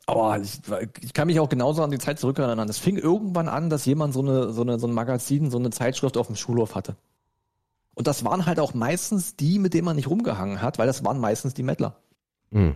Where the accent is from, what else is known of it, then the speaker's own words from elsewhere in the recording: Germany; wir als Deutsche